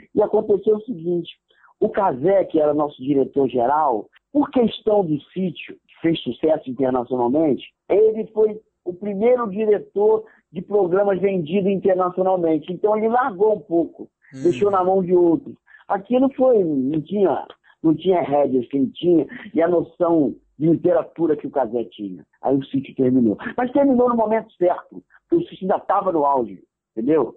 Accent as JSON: {"language": "Portuguese", "town": "Duque de Caxias", "region": "Rio de Janeiro", "country": "Brazil", "tie": "born or raised there", "said": "Eu nasci e fui criado em Caxias, na Baixada Fluminense"}